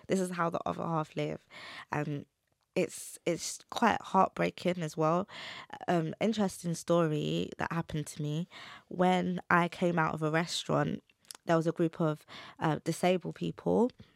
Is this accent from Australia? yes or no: no; London, United Kingdom; brought up in the U K